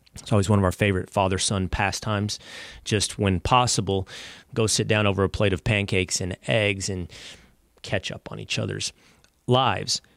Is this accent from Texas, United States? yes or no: yes; Texas, United States; my home state of Texas